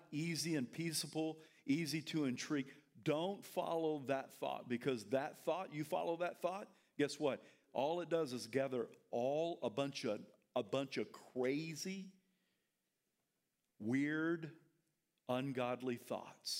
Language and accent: English; the South, United States; I'm from the South